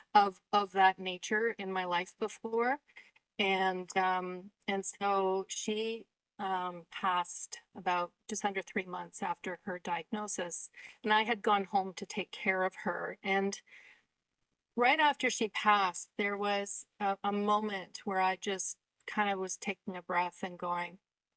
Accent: Canada; I'm Canadian.

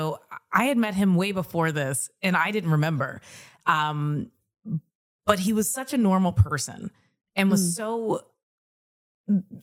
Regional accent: Kentucky, United States; moved away as an adult; also born or lived in New York; I came from Kentucky, very suburban upbringing, drive everywhere

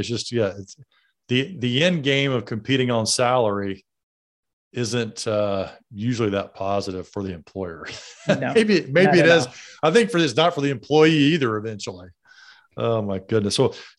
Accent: Alabama, United States; I grew up in Alabama, so mine come out plenty too.

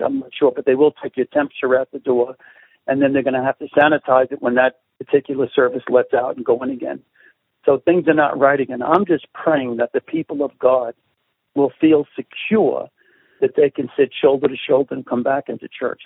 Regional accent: New York City, New York, United States; accent: Brooklyn; my accent, I have a Brooklyn colloquialism.

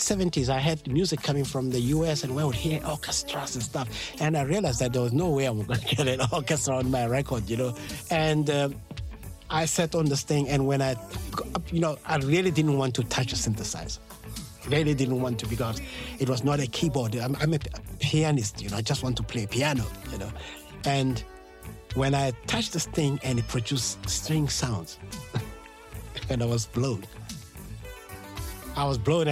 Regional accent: Mamelodi, Gauteng, South Africa; I was born and raised in Mamelodi.

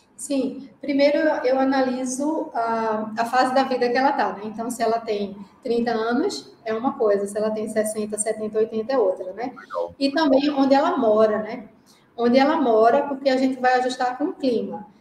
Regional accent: Recife, Pernambuco, Brazil; accent: pernambucano; moved away as an adult; now in Jamnagar, India; Eu estou impressionada com o meu sotaque pernambucano. Não importa quanto tempo eu esteja na Índia, continuo pernambucana

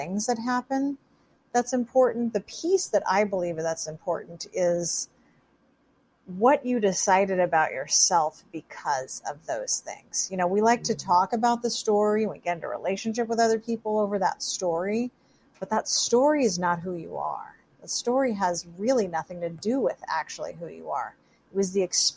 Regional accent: Seattle, Washington, United States; I grew up in the Seattle area.

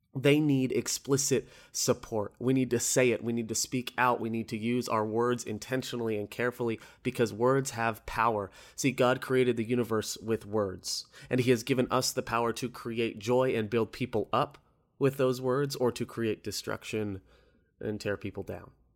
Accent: Orlando, Florida, United States; I'm from Orlando

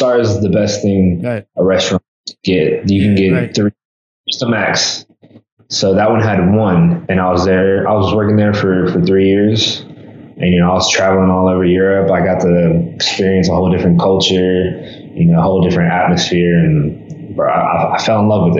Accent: Mexico; I spoke Spanish, because I'm from Mexico

